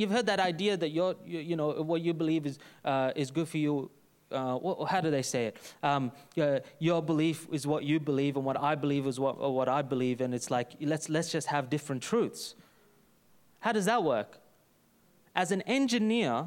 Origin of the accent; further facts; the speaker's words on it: Brisbane, Queensland, Australia; from Brisbane, son of Melvin